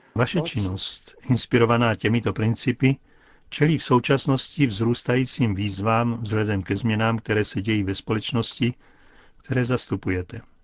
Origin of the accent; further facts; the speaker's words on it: Belarus; moved away; narodil jsem se v Bělorusku